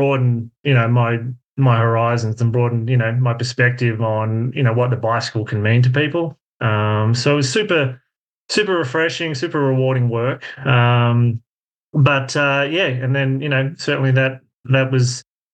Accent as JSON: {"language": "English", "town": "Melbourne", "region": "Victoria", "country": "Australia", "tie": "born or raised there", "moved": "as an adult", "lives_now": "Golden, United States", "said": "I grew up just outside of Melbourne in Australia."}